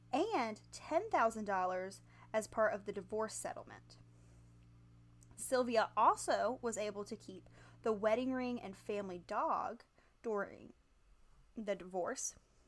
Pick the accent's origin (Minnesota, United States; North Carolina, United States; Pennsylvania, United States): North Carolina, United States; I'm from North Carolina.